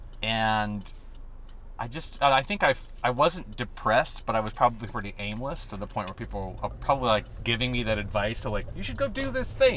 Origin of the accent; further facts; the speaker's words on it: La Porte, Indiana, United States; moved away as an adult; also born or lived in Chicago, Illinois; now in Los Angeles, United States; I was born outside of Chicago. I was born in a town called LaPorte, Indiana.